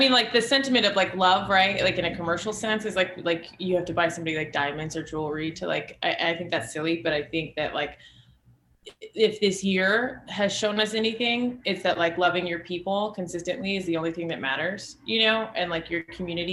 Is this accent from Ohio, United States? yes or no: no; Las Vegas, Nevada, United States; moved away as an adult; also born or lived in Reno, Nevada; now in Austin, United States; So I grew up in Las Vegas